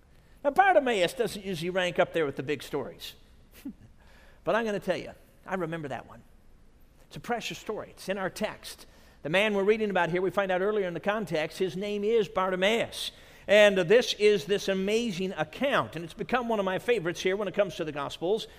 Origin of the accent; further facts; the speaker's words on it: Chicago, Illinois, United States; my home church when I grew up in the Chicago area where my dad pastored